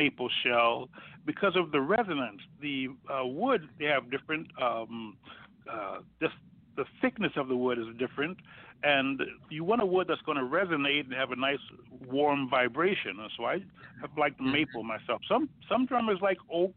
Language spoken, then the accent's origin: English; Chicago, Illinois, United States; I grew up on Woodlawn Avenue, actually, in Blackstone, where our high school was, 3-4 blocks away. So that was our neighborhood, Hyde Park